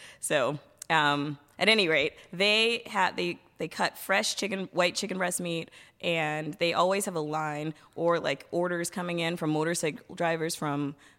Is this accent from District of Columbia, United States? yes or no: yes; Washington, District of Columbia, United States; also born or lived in Vietnam; now in Bangkok, Thailand; And I'm actually originally from Washington, D.C.